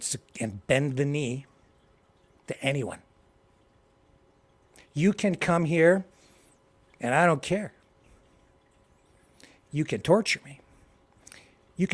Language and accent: English; Canada; I am a Canadian. I live here.